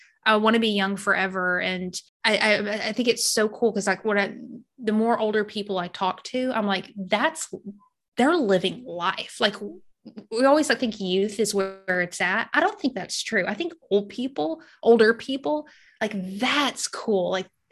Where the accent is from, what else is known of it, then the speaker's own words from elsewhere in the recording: Arkansas, United States; also born or lived in Missouri; now in Georgia, United States; Arkansas, born and raised there. I spent a few years in Missouri and then I'm in Georgia now